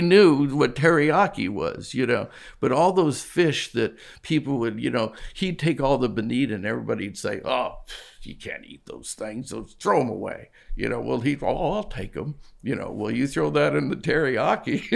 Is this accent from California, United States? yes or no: yes; Newport Beach, California, United States; moved away as an adult; also born or lived in London; I grew up in Southern California, Newport Beach.